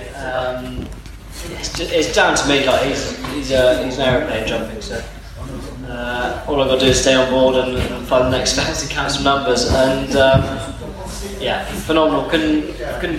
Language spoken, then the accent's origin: English; United Kingdom; As a British rider